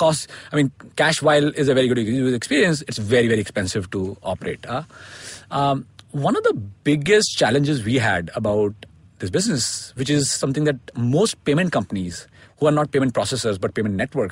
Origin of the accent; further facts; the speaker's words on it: India; also born or lived in United States; I grew up in India and studied here and went to grad school in the US